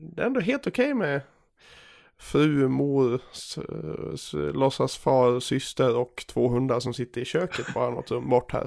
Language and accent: Swedish; Gagnef, Dalarna County, Sweden; moved away; Jag är ju hemma i Gagnef och, och eh, förkovrar mig